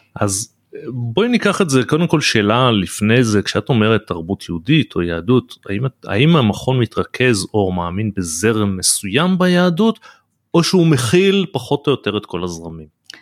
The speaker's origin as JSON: {"language": "Hebrew", "country": "Israel", "tie": "born or raised there", "also_born_or_lived": "United States", "said": "אני חייתי תקופה בארצות הברית ששם אה, וגדלתי בישראל"}